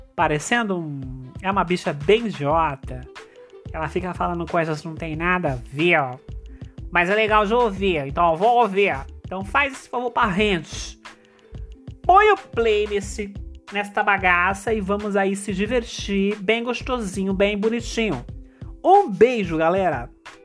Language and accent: Portuguese; interior of São Paulo, Brazil; eu sou do interior de São Paulo